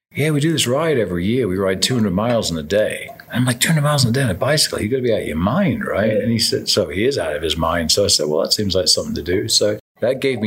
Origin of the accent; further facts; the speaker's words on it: Devonshire, South West England, United Kingdom; Grew up in southern England